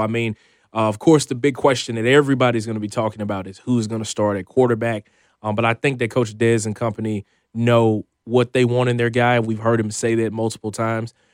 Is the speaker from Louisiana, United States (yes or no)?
yes; Shreveport, Louisiana, United States; So I'm a kid from Shreveport, Louisiana, uh, born and raised